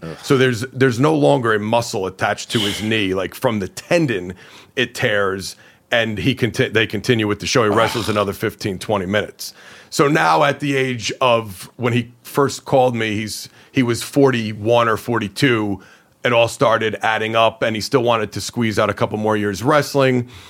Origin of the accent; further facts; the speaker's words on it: Hawthorne, New Jersey, United States; I grew up in Hawthorne, New Jersey